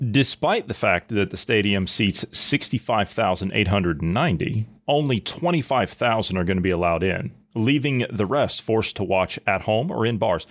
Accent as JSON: {"language": "English", "region": "Ohio", "country": "United States", "moved": "yes", "said": "I come from Ohio"}